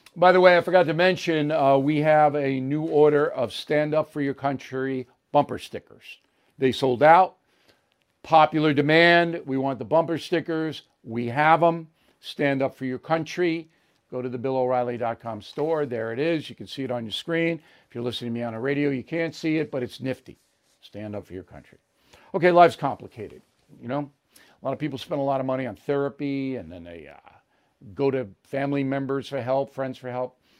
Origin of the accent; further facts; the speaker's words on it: New York, United States; I'm a New Yorker my whole life